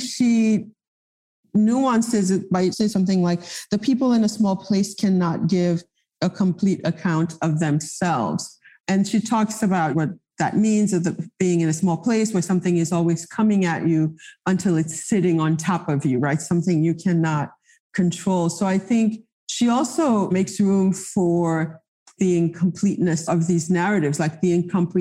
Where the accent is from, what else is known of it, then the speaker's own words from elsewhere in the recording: Haiti; first language Haitian Creole; English is a second language; also born or lived in New York; now in Miami, United States; I grew up in Haiti at a time where, yes, education was in French